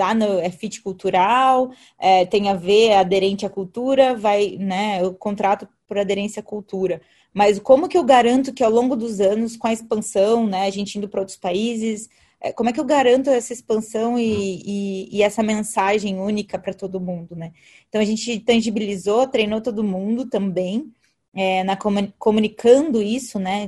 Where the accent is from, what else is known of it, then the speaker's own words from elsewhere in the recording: Alumínio, São Paulo, Brazil; moved away; eu vim do interior de São Paulo. Então, eu vim de uma cidade chamada Alumínio